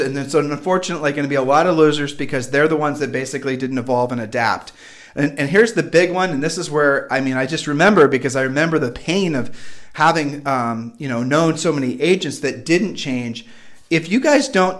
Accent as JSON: {"language": "English", "region": "Midwest", "country": "United States", "moved": "as an adult", "lives_now": "Puerto Rico", "said": "we're from the Midwest"}